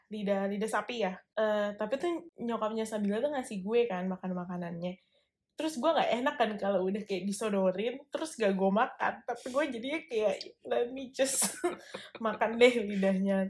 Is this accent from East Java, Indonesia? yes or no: no; Bekasi, West Java, Indonesia; moved away as an adult; now in Melbourne, Australia; gue anak Bekasi